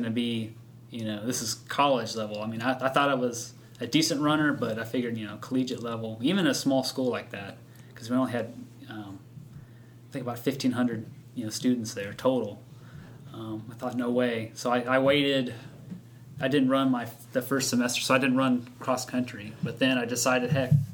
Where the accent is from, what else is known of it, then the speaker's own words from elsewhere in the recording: Sacramento, California, United States; moved away; I grew up in Sacramento